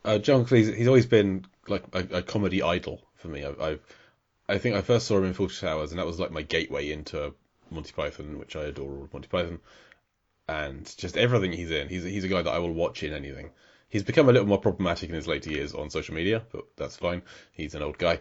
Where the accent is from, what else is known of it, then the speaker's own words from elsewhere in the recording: England, United Kingdom; as an Englishman